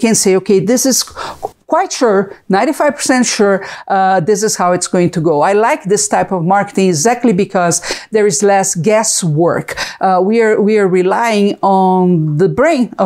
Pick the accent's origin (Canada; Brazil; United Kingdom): Brazil; English is a second language; moved away as an adult; now in United States; I'm from Brazil, if you can see the accent